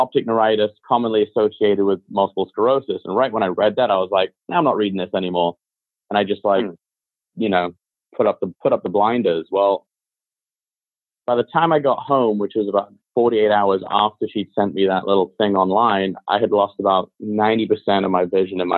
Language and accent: English; Beverly Hills, California, United States; growing up in Hollywood and like, I mean, well, really in like Beverly Hills